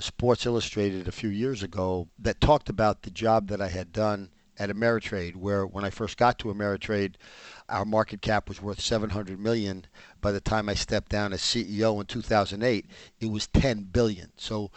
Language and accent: English; New York City, New York, United States; The seven of us wound up growing up in the Dyckman Street section of Manhattan